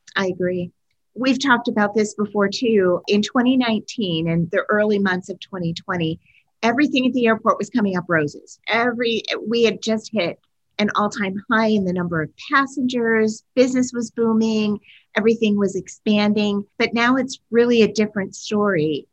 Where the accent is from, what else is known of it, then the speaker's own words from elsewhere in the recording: Pennsylvania, United States; I grew up in Pennsylvania